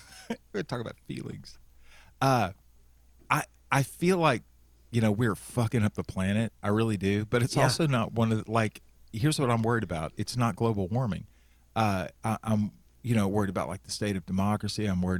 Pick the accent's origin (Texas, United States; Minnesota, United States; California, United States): Texas, United States; Central; When I was growing up in Central Texas